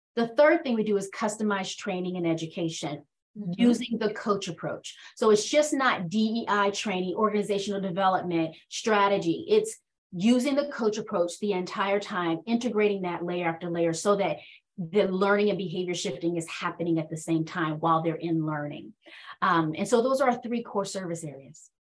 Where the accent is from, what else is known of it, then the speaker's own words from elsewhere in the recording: Washington, District of Columbia, United States; also born or lived in North Carolina; So I was born and raised in Washington, D.C., but I spent most of my time being nurtured and developed by my grandparents who are from North Carolina.